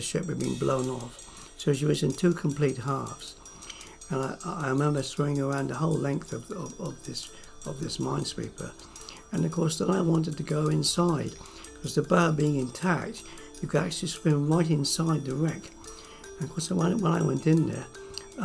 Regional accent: Cornwall, South West England, United Kingdom; I was born in Cornwall, the early part of the war, and like all Cornish boys, the sea became second nature to us

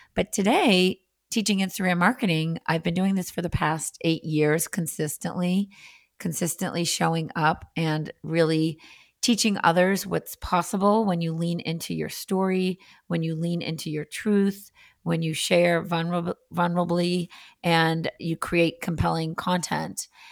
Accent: Andover, Massachusetts, United States; also born or lived in La Jolla, California; now in Boston, United States; I was born in Andover, Massachusetts

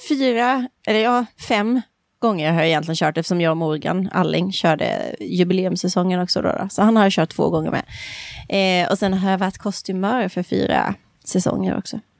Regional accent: Växjö, Kronoberg County, Sweden; Det var min bästa kompis mamma var dansinstruktör i en klubb hemma i Växjö

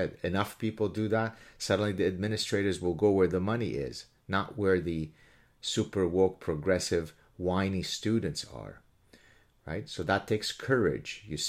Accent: Canada; I don't know how to do otherwise, given that I'm Canadian, O-U-R, and the medal in question is American

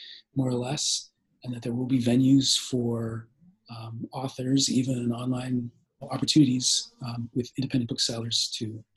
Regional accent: Bay Area, California, United States; I grew up here in the Bay Area

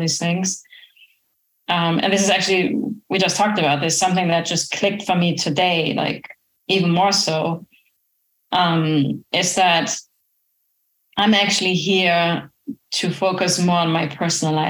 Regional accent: Germany; now in Florida, United States; I'm originally from Germany

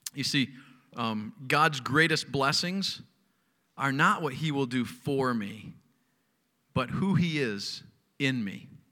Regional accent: United States; as an American college student

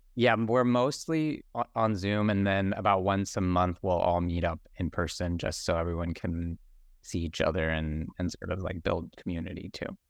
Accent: Bakersfield, California, United States; I, um, actually grew up in the Central Valley, I'm from Bakersfield, California

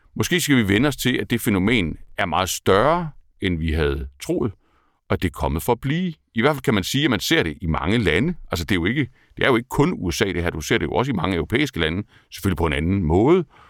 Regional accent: Kolding, Southern Denmark, Denmark; jeg har haft en anden, øh, en anden opvækst end, dig. Jeg er fra Kolding.

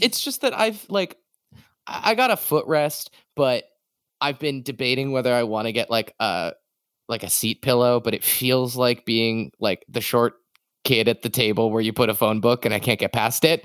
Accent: Massachusetts, United States; moved away; I'm from Massachusetts originally

